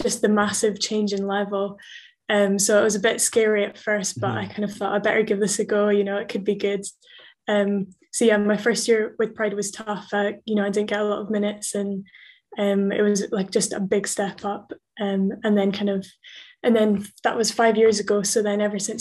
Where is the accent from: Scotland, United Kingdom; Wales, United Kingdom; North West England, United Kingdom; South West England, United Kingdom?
Scotland, United Kingdom; Edinburgh; also born or lived in Bristol, England; I was born in Bristol in England, and then moved up to Scotland, to Edinburgh almost straight away, and then have been in Edinburgh ever since